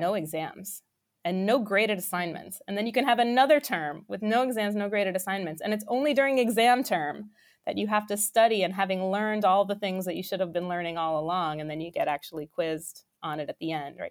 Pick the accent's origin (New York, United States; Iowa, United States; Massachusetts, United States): New York, United States; I grew up in New York